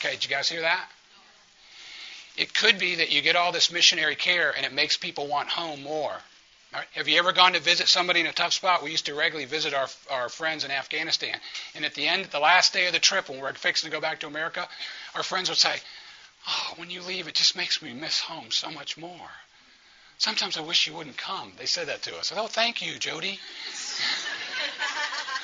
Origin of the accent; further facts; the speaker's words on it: New Orleans, Louisiana, United States; New Orleans, that's my hometown